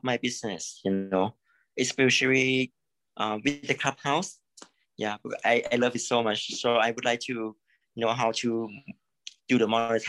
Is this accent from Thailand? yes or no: yes; Thailand; Actually, I'm from Thailand.